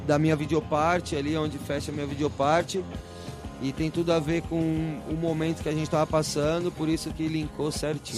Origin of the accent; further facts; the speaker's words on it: Brazil; also born or lived in Manaus; saí do Brasil mesmo, mas conheci bastante o Brasil, assim, viajei bastante dentro do nosso país